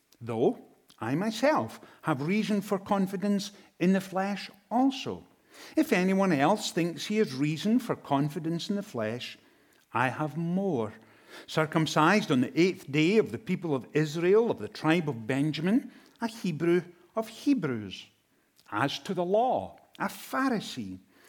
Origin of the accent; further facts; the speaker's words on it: Inverness, Scotland, United Kingdom; now in United States; I come from Inverness in Scotland, and we have lived in the United States since 2007.